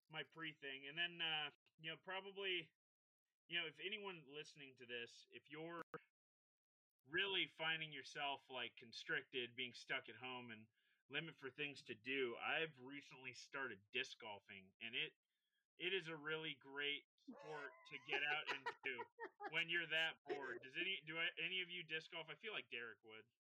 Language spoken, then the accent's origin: English; California, United States; all of us growing up in California, no matter where you were in the state